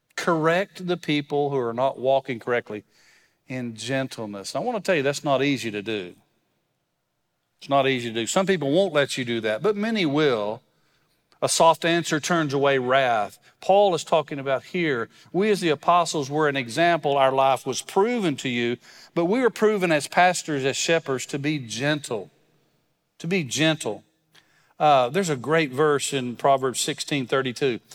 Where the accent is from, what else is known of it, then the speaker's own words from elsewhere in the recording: West Texas, United States; I grew up in West Texas, so it's really just a couple hours west of here.